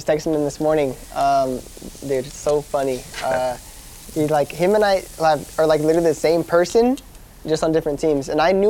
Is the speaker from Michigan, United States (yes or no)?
no; Fontana, California, United States; I'm from Fontana, California, which is like, an hour from here? Pretty far.